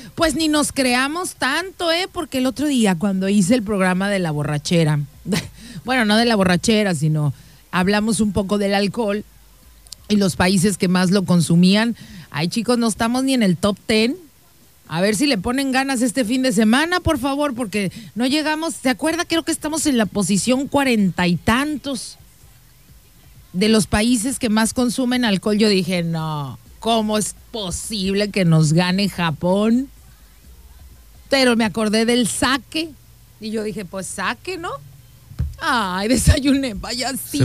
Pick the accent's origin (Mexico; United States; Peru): Mexico; nosotros todos los que somos mexicanos